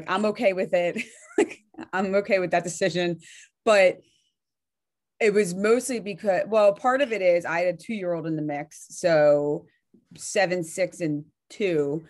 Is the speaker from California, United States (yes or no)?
no; Delaware County, Pennsylvania, United States; moved away as an adult; now in Berks County, Pennsylvania, United States; I'm in Berks County right now, but I'm from Delaware County